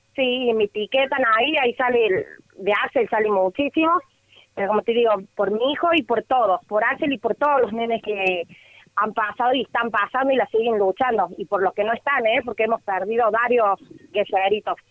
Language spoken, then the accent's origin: Spanish; Córdoba, Argentina; nosotros somos de acá de Córdoba